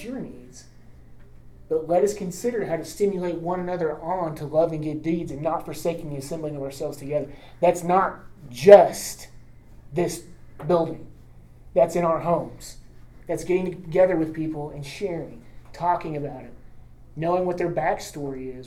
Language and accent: English; Enid, Oklahoma, United States; When I was growing up in the Southern Baptist Church in Enid